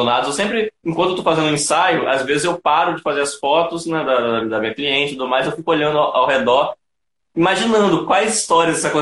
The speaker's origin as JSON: {"language": "Portuguese", "town": "Campos dos Goytacazes", "region": "Rio de Janeiro", "country": "Brazil", "said": "Eu sou de Campos dos Goitacazes, interior do estado do Rio de Janeiro."}